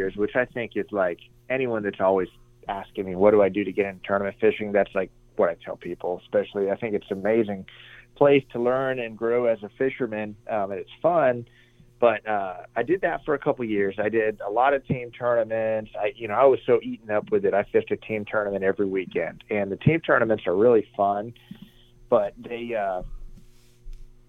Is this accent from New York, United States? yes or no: no; Arizona, United States; also born or lived in New Hampshire; I was born in New Hampshire. All my family is from New Hampshire, even a lot from Canada. But we moved out to Arizona when I was 8 years old.